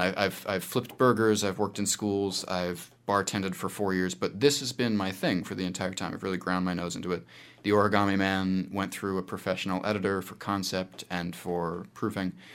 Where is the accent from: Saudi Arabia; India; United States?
United States; moved away as an adult; now in New Zealand; my experiences in New Zealand that I've decided to call the Expatriate Patriot as an American